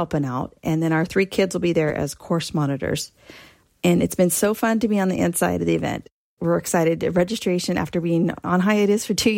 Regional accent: Concord, California, United States; our hometown of Concord

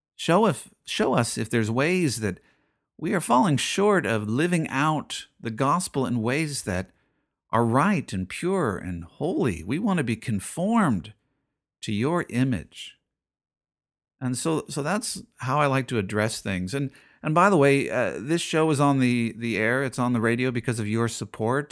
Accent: United States

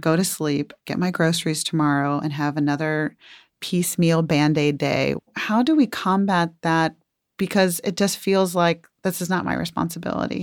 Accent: Atlanta, Georgia, United States; my hometown, Atlanta, Georgia

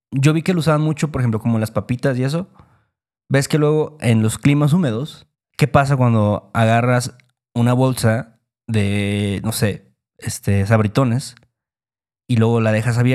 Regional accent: Veracruz, Mexico; expresiones que usamos en Veracruz.

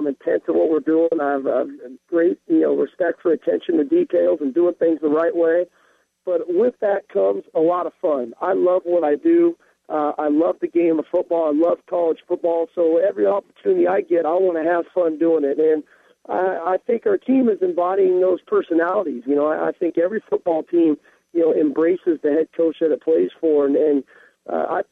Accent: Southern California, United States; born or raised there; moved away as an adult; now in Seattle, United States

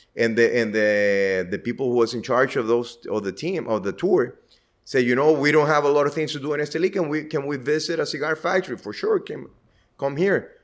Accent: Estelí, Nicaragua; I was born here in Eteli

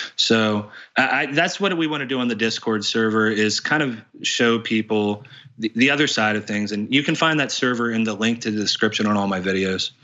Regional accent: West Virginia, United States; I grew up in a small town in West Virginia.

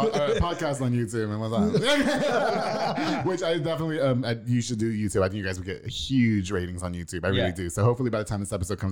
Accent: Long Island, New York, United States; now in Texas, United States; I'm from Long Island, so we have the beach every 15 minutes.

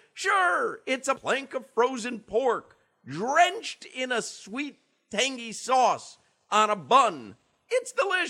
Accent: Chicago, Illinois, United States; now in South Florida, United States; I grew up in Chicago

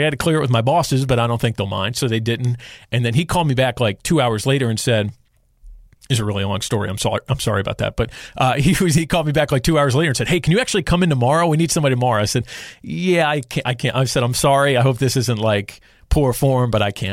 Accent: Charlotte, North Carolina, United States; moved away as an adult; I'm from Charlotte, love Charlotte, want to come back

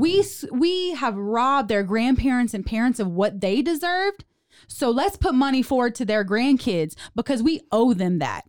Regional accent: South Louisiana, United States; also born or lived in Houston; now in Waco, United States; I was born and raised in South Louisiana, Cajun girl

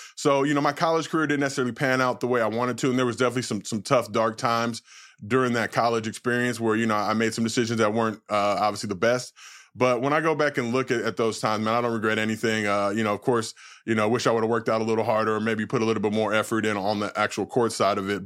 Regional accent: Los Angeles, California, United States; I grew up in Los Angeles

